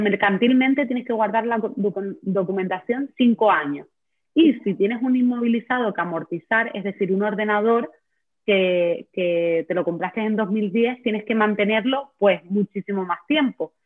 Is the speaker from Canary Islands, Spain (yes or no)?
yes; Canary Islands, Spain; soy de Canarias